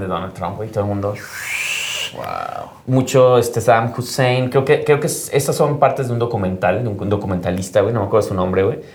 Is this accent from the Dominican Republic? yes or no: no; Mexico